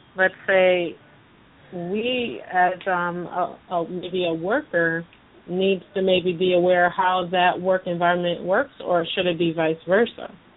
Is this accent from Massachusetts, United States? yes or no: yes; Massachusetts, United States; now in South Florida, United States; I'm from up north too. I'm from Massachusetts